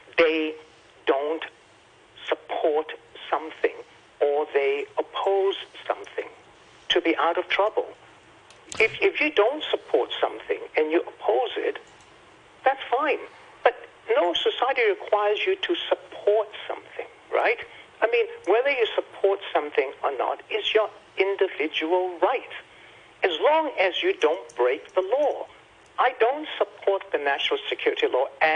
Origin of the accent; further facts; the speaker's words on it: United States; now in Hong Kong; I'm an American